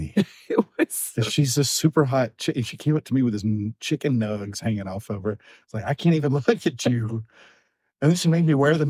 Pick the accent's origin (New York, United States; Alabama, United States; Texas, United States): Alabama, United States; growing up in Alabama